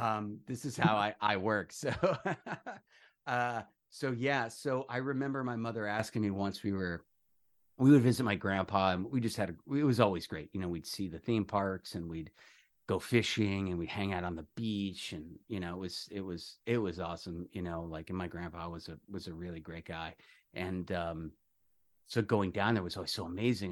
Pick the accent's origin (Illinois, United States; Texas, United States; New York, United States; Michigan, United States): New York, United States; moved away; also born or lived in Coral Springs, Florida; I'm a native new yorker